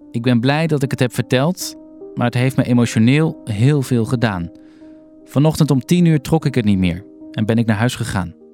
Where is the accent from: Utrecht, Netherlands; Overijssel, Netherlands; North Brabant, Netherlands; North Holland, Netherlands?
North Holland, Netherlands; Amsterdam; Wij zijn geboren en getogen in Amsterdam, wonen er al heel lang niet meer.